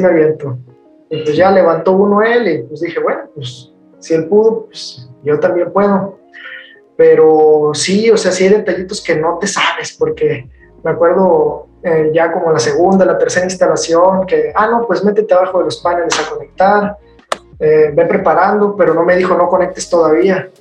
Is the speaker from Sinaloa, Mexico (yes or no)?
yes; Culiacán, Sinaloa, Mexico; also born or lived in United Kingdom; soy de Culiacán, Sinaloa